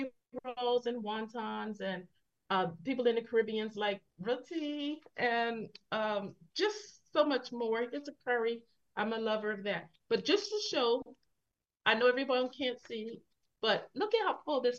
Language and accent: English; Philadelphia, Pennsylvania, United States; I come from Philadelphia. We're big on hoagies and deli slices.